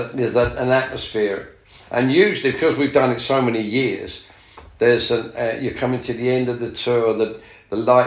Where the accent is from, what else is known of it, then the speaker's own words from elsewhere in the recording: London, United Kingdom; being English and London